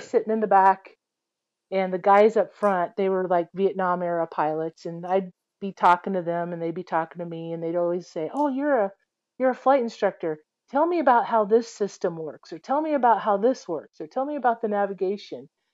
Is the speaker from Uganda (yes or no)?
no; Iowa, United States; I grew up in Iowa